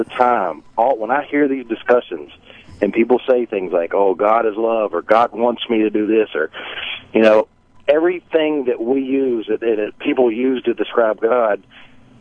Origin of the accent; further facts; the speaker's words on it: the South, United States; now in Florida, United States; I grew up in the South